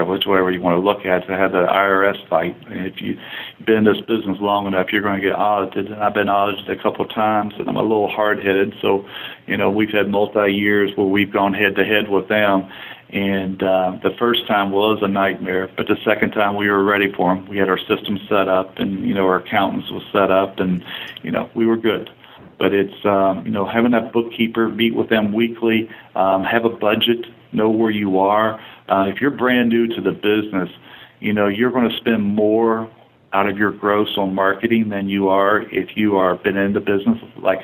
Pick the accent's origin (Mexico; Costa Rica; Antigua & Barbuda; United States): United States; Warsaw, Kentucky; I'm from that area. I'm from Gallatin County, Warsaw